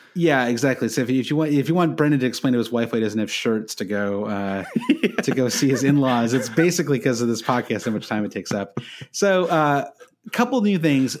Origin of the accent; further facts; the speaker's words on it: United States; being an American